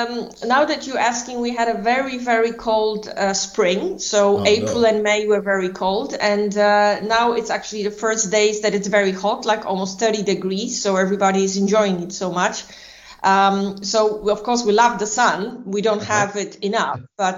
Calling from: Warsaw, Masovian Voivodeship, Poland; I'm actually calling from Warsaw in Poland.

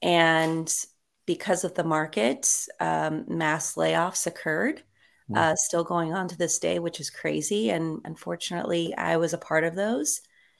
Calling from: Long Beach, California, United States; I am located in Long Beach, California.

